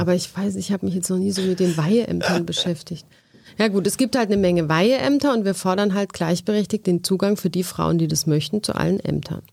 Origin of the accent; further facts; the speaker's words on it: near Heidelberg, Baden-Württemberg, Germany; Aus der Nähe von Heidelberg